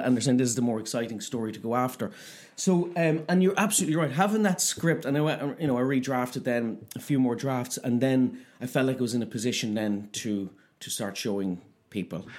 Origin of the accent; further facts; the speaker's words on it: Cavan, Ulster, Ireland; we're both from Cavan Town